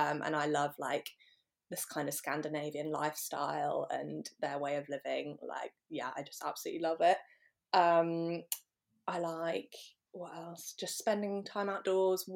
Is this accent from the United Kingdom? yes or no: yes; Norwich, East of England, United Kingdom; I'm from Norwich in the UK.